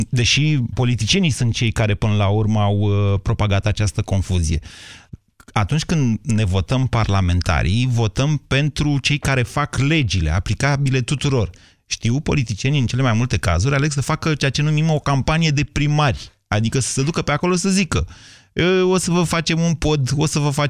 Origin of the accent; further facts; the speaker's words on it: Drobeta-Turnu Severin, Mehedinți County, Romania; sunt de la Severin, nu de la Craiova.